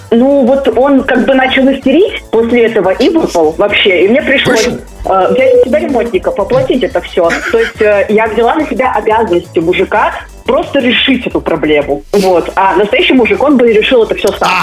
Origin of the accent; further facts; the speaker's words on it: Saint Petersburg, Russia; Я из Питера.